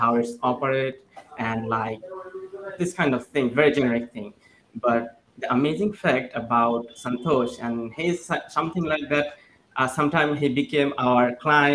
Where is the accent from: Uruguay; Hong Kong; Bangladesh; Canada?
Bangladesh; Dhaka, Dhaka Division; I'm from Bangladesh